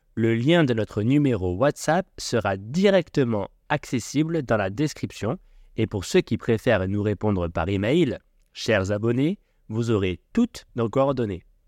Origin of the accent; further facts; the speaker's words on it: Aix-en-Provence, Provence-Alpes-Côte d'Azur, France; J'ai grandi à Aix-en-Provence, une magnifique ville du sud de la France